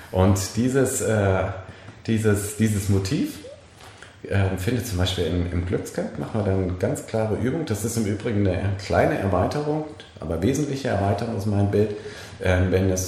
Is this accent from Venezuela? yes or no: no; Bremen, Germany; ich komme aus Bremen diesbezüglich